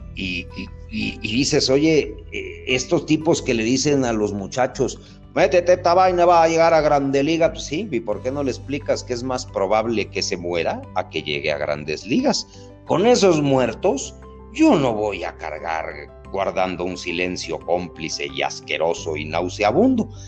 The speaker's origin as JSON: {"language": "Spanish", "country": "Mexico", "said": "soy el único mexicano"}